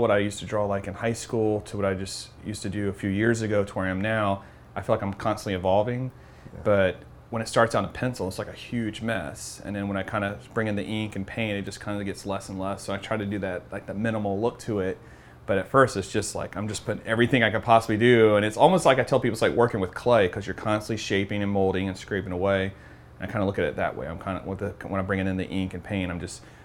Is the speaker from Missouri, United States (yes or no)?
no; Georgia, United States; also born or lived in Tampa, Florida; now in Lakeland, United States; I moved here from Tampa, but I'm from Georgia, but been in Lakeland for 10 years now.